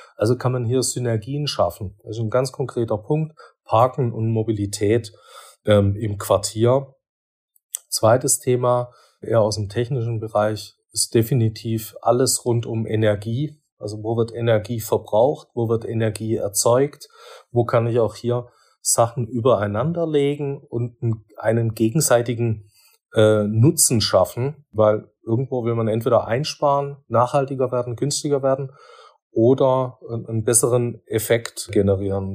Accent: Swabia, Baden-Württemberg, Germany; bin ja doch Schwabe

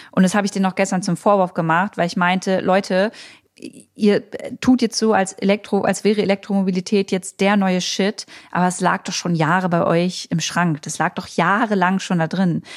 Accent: Germany; also born or lived in Berlin; bei uns in Deutschland

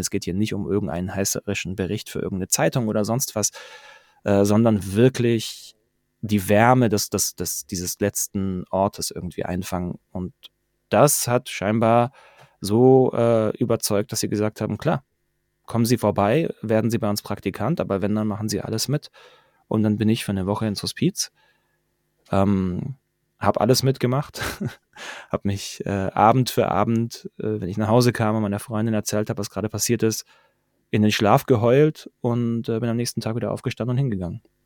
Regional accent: Pforzheim, Baden-Württemberg, Germany; moved away as an adult; now in Stuttgart, Germany; 35, ähm, gebürtiger Pforzheimer, jetzt mittlerweile seit zehn Jahren in Stuttgart

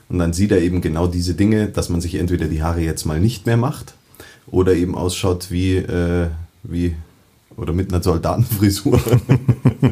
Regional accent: Munich, Bavaria, Germany; ich bin ähm, waschechter Münchner in dritter Generation

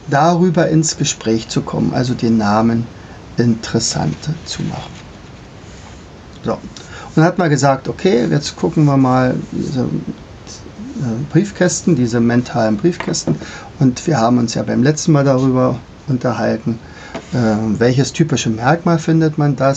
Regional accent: Brandenburg, Germany; ich komme ja hier aus dem Brandenburgischen

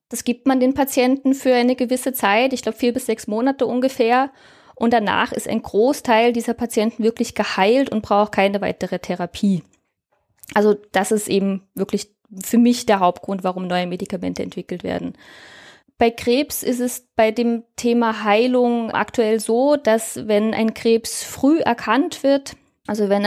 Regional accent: Germany; now in Austria; Also ich lebe seit mittlerweile über zehn Jahren in Österreich. Ich komme ursprünglich aus Deutschland, wie man eventuell an meinem Dialekt erkennen kann. Auch wenn äh, die Deutschen alle glauben, ich bin aus Österreich.

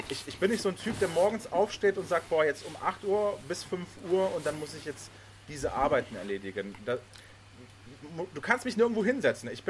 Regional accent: Germany; also born or lived in Poland; Ich komme ja gebürtig aus Polen, bin dann nach Deutschland gezogen mit meinen Eltern, als ich sechs war.

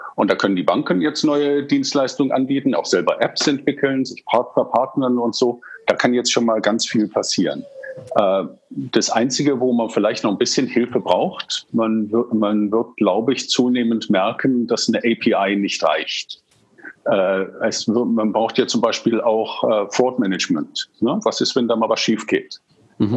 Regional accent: England, United Kingdom; now in Germany; Also ich bin in England aufgewachsen

